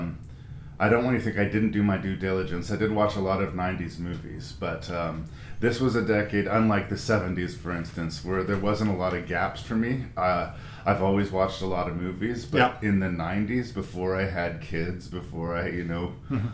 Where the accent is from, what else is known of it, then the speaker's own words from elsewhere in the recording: Canada; I'm Canadian